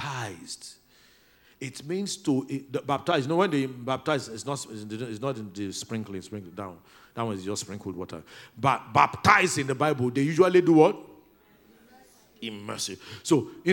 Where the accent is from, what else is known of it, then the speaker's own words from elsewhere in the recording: Oginibo, Delta, Nigeria; It's Oginibo. It may not be on your Google map, but that's where I come from.